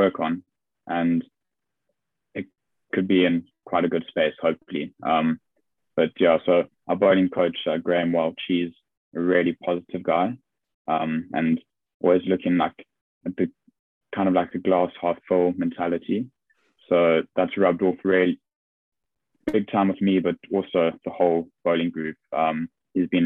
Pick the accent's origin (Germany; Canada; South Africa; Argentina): South Africa; now in England; being South African